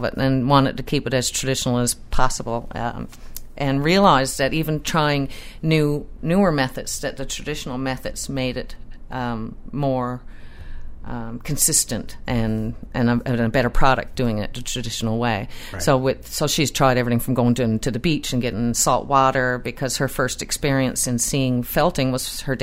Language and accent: English; Heatherton Highlands, West Coast, Nova Scotia, Canada; I'm out on the West Coast in a place called Heatherton Highlands